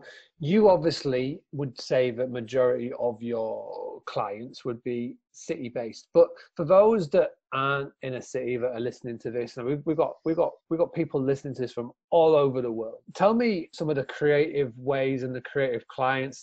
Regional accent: Scarborough, Yorkshire and the Humber, United Kingdom; in Scarborough, my hometown, where I am right now

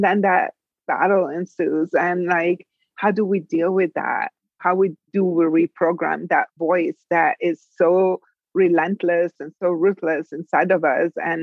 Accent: Italy; moved away as an adult; I'm from Italy. In my country, I was born and raised. I left when I was 19

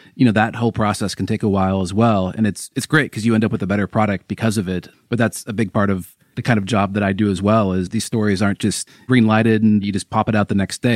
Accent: Seattle, Washington, United States; now in Los Angeles, United States; I'm from Seattle

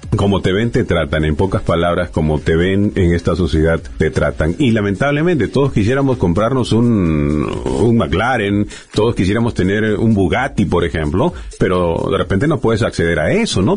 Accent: Peru; moved away; yo soy de Perú y cada cierto tiempo viajo a Perú

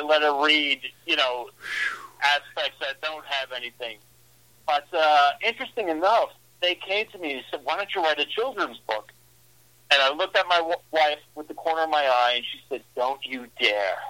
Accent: New York City, New York, United States; moved away as an adult; also born or lived in Long Island, New York; now in Midwest, United States; born and raised in Brooklyn, lived on Long Island

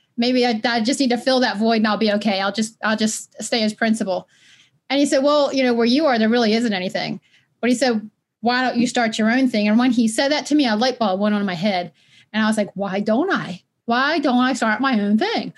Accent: Baltimore, Maryland, United States; also born or lived in Westminster, Maryland; I grew up in Baltimore

